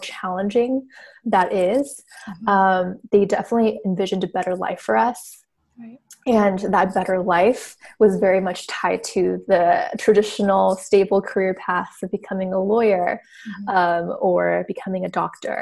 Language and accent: English; Orange County, California, United States; moved away as an adult; also born or lived in Washington, D.C. / San Francisco; now in Los Angeles, United States; I grew up in Orange County, California. Basically all my childhood and life.